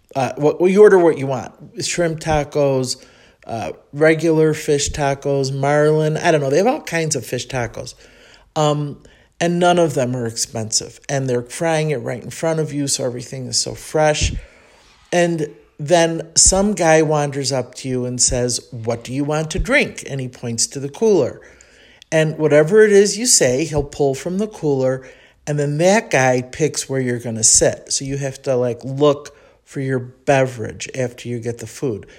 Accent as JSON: {"language": "English", "town": "Chicago", "region": "Illinois", "country": "United States", "accent": "Chicago", "moved": "as an adult", "lives_now": "Mexico City, Mexico", "said": "that's my Chicago accent coming out in the Spanish"}